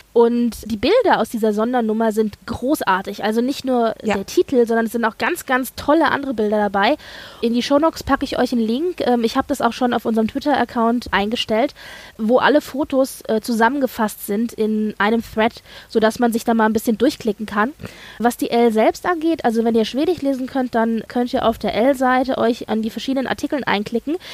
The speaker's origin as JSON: {"language": "German", "country": "Germany", "said": "bei uns in Deutschland"}